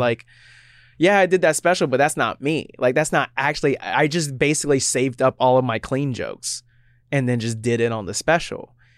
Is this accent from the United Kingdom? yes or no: no; Florida, United States; now in Seattle, United States; I grew up in Florida